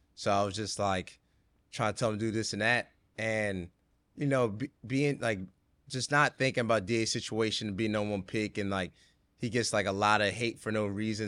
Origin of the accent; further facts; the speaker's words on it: right outside Philadelphia, Pennsylvania, United States; moved away as an adult; now in Brooklyn, United States; I grew up right outside Philly